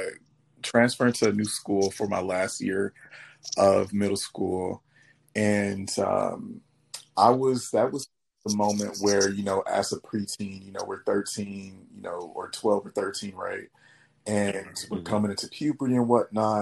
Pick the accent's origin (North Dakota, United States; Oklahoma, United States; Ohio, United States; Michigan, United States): Michigan, United States; Detroit; moved away as an adult; also born or lived in Dallas, Texas; now in Los Angeles, United States; I'm from Detroit, like I say, born and raised